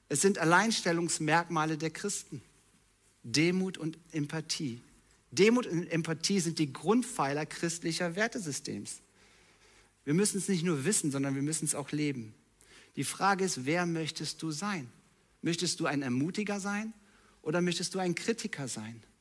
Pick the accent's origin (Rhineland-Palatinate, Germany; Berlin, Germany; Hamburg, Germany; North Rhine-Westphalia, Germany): North Rhine-Westphalia, Germany; Ich bin halt so. Ich komme aus dem Ruhrpott.